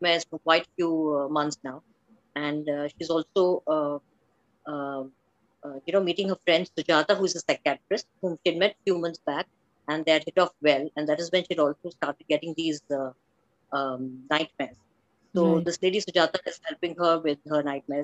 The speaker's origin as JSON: {"language": "English", "town": "Bangalore", "region": "Karnataka", "country": "India", "tie": "born or raised there", "moved": "as an adult", "lives_now": "Gujarat, India", "said": "I was brought up in Bangalore, but settled from the past few years in Gujarat"}